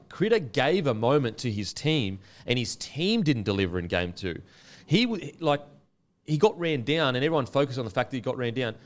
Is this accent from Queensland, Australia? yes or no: yes; Queensland, Australia; I'm a Queenslander